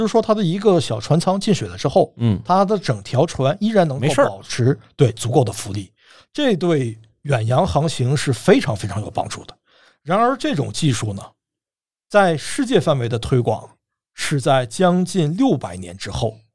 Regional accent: China; 我们中国人

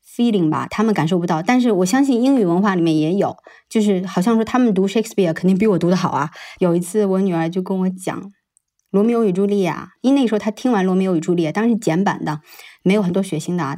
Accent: China; moved away as an adult; 我们这种出生在中国的人

